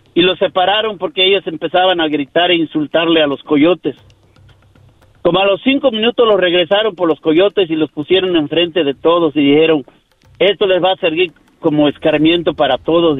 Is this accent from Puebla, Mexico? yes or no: no; Yucatán, Mexico; now in United States; de México, de Yucatán